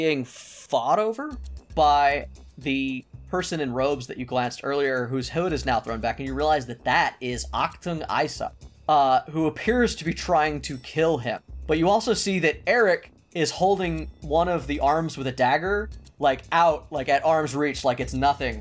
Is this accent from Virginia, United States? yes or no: no; California, United States; We are Californian